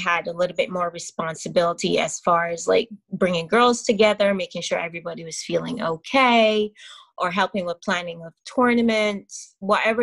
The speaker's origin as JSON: {"language": "English", "area": "parish of St. George", "region": "Saint George", "country": "Barbados", "also_born_or_lived": "Brooklyn, New York", "moved": "as an adult", "lives_now": "New York, United States", "said": "I'm originally from Barbados in the small parish of St. George, right in the middle of the island. Currently, I'm living in New York, Brooklyn"}